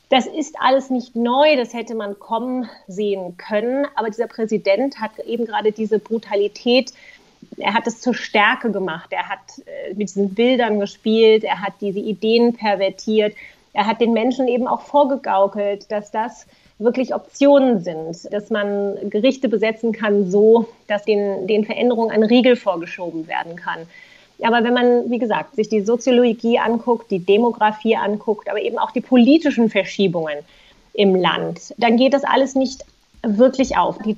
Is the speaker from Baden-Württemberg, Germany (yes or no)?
no; Wiesbaden, Hesse, Germany; Ja, also das muss doch meine Heimatstadt Wiesbaden sein.